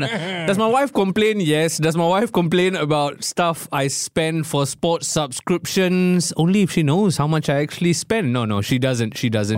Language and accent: English; Singapore; as a Singaporean